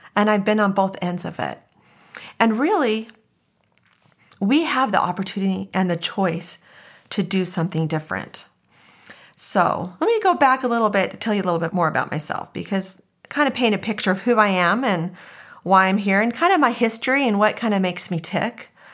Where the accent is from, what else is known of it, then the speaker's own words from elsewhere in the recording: Arizona, United States; So I was born and raised in Arizona. I'm a native